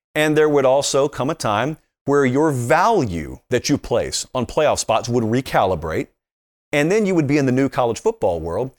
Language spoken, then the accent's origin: English; the South, United States; I grew up in the South